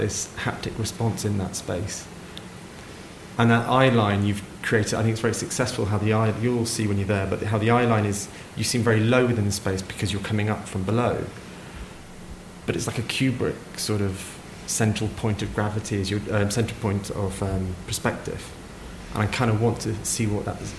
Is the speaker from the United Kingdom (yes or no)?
yes; Kent, South East England, United Kingdom; I'm originally from Kent